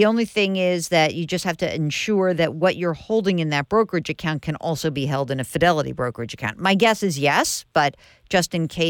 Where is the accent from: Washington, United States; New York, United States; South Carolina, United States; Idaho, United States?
New York, United States; I'm from New York